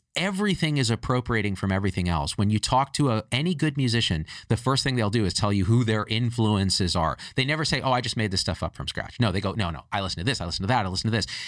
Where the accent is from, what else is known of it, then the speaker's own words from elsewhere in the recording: United States; me as an Indian American